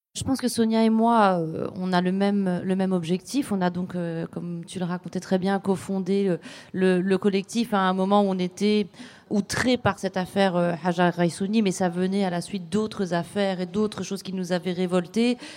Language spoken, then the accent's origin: French; Rabat, Rabat-Salé-Kénitra, Morocco; J'ai grandi euh, à Rabat